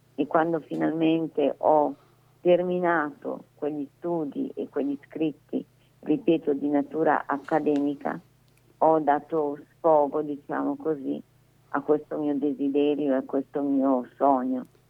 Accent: Manerbio, Lombardy, Italy; io sono di Manerbio

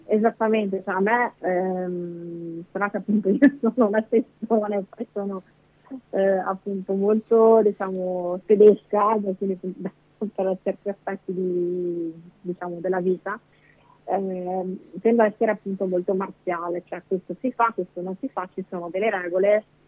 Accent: Bolzano, Trentino-Alto Adige, Italy; moved away as an adult; now in Mestre, Italy; io sono originaria di Bolzano, quindi la mia famiglia è, è su, a Bolzano

